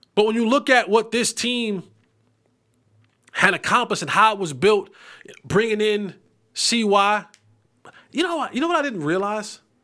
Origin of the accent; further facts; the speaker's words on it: New Jersey, United States; I'm from New Jersey.